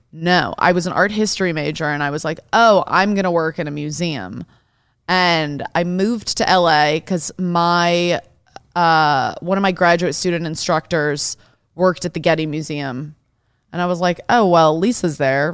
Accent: Detroit, Michigan, United States; I grew up in Detroit

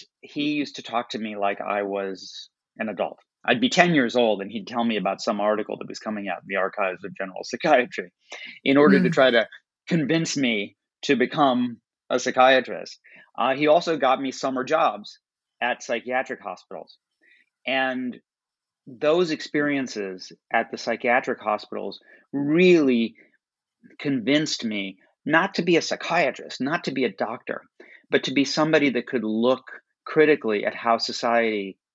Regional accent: Chicago, Illinois, United States; I was born and raised in Chicago

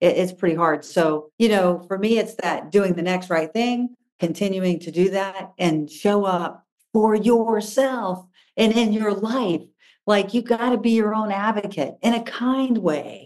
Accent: Florida, United States; I grew up in Florida

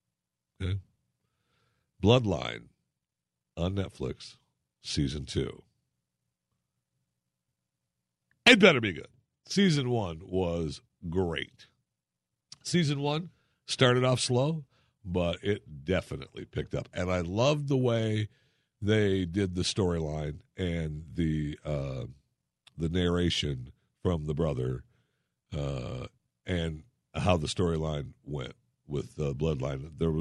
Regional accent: Michigan, United States; And secondly, I grew up in Michigan, as a child, forced to listen to the University of Michigan, be a fan.

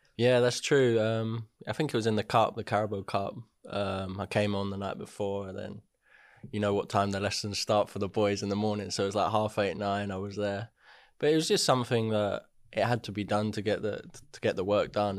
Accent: Hertford, East of England, United Kingdom; also born or lived in Welwyn Garden City; I was born in Welling, grew up in, like, Hartford sort of area.

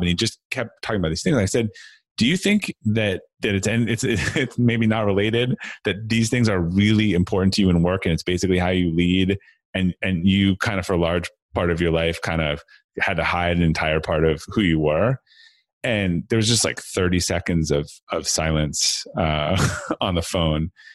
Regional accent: Brookline, Massachusetts, United States; I grew up outside of, um, Boston, uh, Massachusetts, in a, in a town called, uh, Brookline

